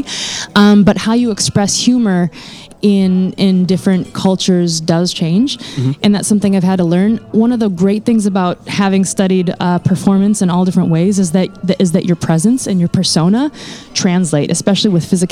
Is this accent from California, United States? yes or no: no; North Dakota, United States; moved away; I grew up in North Dakota